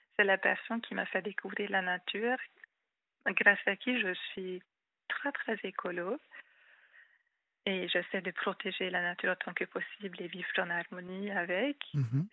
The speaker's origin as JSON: {"language": "French", "country": "Hungary", "tie": "born or raised there", "also_born_or_lived": "Rhône-Alpes, France", "first_language": "Hungarian", "second_language": "French", "moved": "as an adult", "lives_now": "France", "said": "je suis hongroise"}